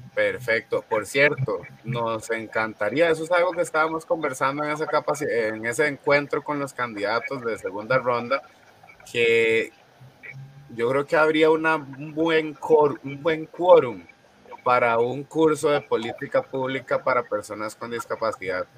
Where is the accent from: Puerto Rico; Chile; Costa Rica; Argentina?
Costa Rica; Nosotros como costarricenses